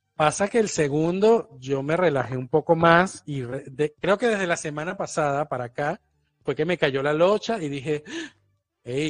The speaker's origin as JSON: {"language": "Spanish", "region": "Portuguesa", "country": "Venezuela", "moved": "yes", "lives_now": "Argentina", "said": "soy de portuguesa"}